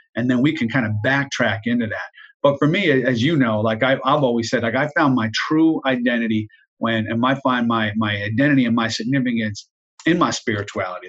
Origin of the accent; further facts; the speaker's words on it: Jersey Shore, New Jersey, United States; I grew up in New Jersey, South Jersey, uh, on the Jersey Shore